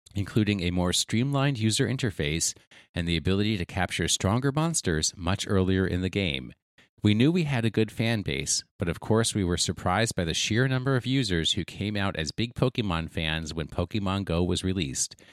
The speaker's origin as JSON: {"language": "English", "country": "United States", "said": "I pronounce it as an American would"}